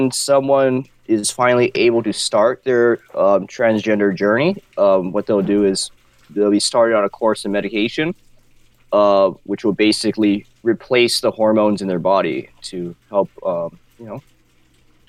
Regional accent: Wailuku, Hawaii, United States; I'm from, born and raised in Maui, Hawaii. Currently live here, Wailuku.

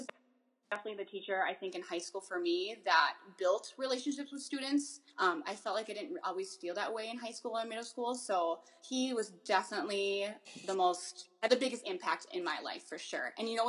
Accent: La Crosse, Wisconsin, United States; I grew up in La Crosse.

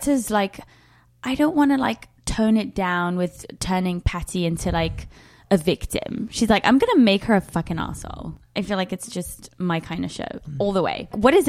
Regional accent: London, United Kingdom; I'm from London. I don't fucking miss rain.

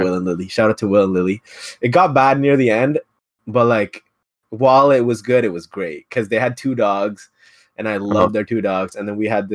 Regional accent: Ottawa, Ontario, Canada; moved away as an adult; also born or lived in Mississauga; we're from Ottawa

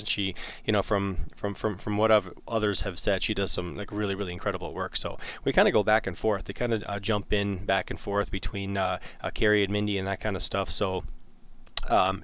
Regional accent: north of Toronto, Ontario, Canada; I grew up north of Toronto

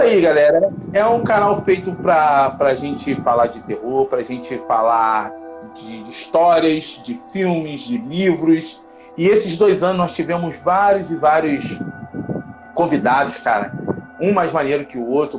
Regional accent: Rio de Janeiro, Brazil; nós dois somos do Rio de Janeiro

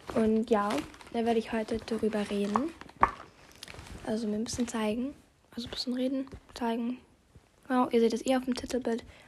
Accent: Austria; Ich komme ja aus Österreich

